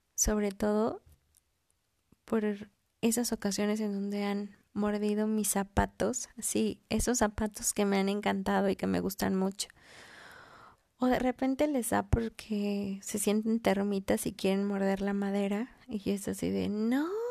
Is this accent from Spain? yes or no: no; Mexico; also born or lived in Mexico City; soy mexicana, vivo en la Ciudad de México